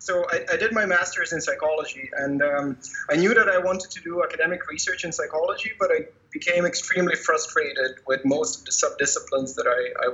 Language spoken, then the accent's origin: English; Croatia; moved away as an adult; also born or lived in Netherlands; I come from Croatia, so from how they nowadays call it, the Western Balkans.